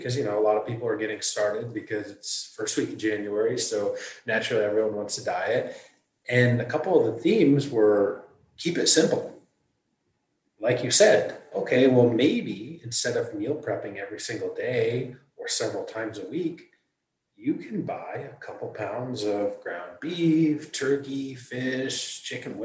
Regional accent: Michigan, United States; moved away as an adult; also born or lived in Manhattan; I was born and raised in Michigan

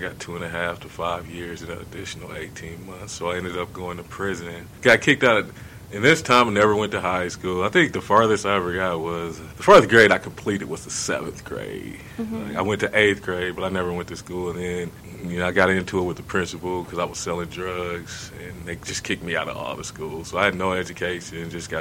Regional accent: Omaha, Nebraska, United States; I'm originally from Omaha, Nebraska. I grew up there probably when I was 7 or 8 years old.

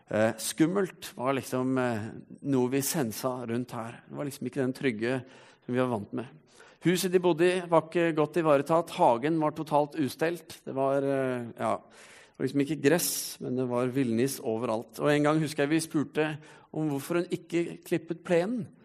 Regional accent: Stavanger, Rogaland, Norway; Som du kanskje ikke hører på dialekten min, så har jeg vært en eh, skikkelig siddis en gang i tiden. Kav Stavanger. Og eh, det var fordi når jeg var fem år, så flyttet familien min hit.

